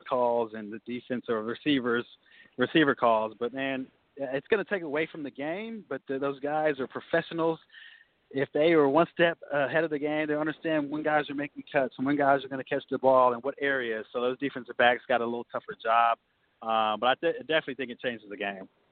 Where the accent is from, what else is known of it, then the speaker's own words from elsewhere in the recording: Norman, Oklahoma, United States; I'm from Norman, Oklahoma